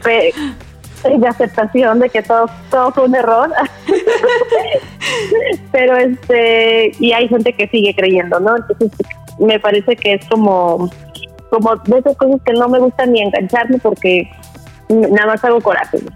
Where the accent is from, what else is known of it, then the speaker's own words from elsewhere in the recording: Guanajuato, Mexico; moved away; also born or lived in Coatzacoalcos, Veracruz; cuando Vicente Fox fue candidato a gobernador del estado de Guanajuato, fue casa por casa en mi pueblito o en mi colonia, no sé, y fue a mi hogar